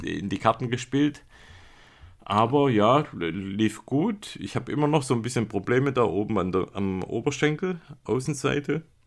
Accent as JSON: {"language": "German", "country": "Germany", "tie": "born or raised there", "moved": "yes", "said": "aus meiner alten Heimat Beisingen"}